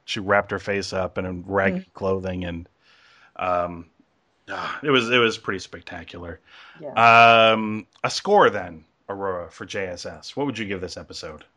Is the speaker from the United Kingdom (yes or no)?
yes; England, United Kingdom; I'm from England